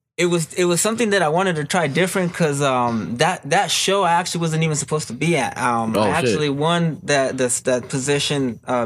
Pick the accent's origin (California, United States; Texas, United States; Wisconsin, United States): California, United States; Baldwin Park; I'm from Baldwin Park. I'm from Baldwin Park. I've been there most of my life, bro. Most of my life, I've been living there.